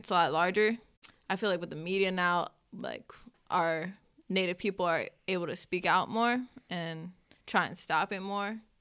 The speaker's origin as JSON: {"language": "English", "town": "Hilo", "region": "Hawaii", "country": "United States", "tie": "born or raised there", "moved": "as an adult", "lives_now": "Oregon, United States", "said": "I was born and raised in Hawaii"}